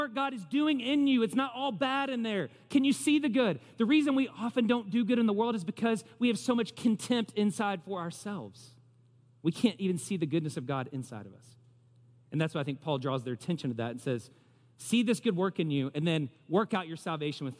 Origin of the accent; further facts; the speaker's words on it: the South, United States; I'm putting myself out there as a Southerner.